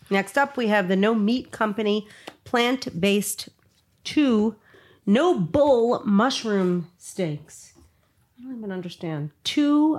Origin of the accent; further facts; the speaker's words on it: New York City, New York, United States; moved away; I came from Brooklyn, too.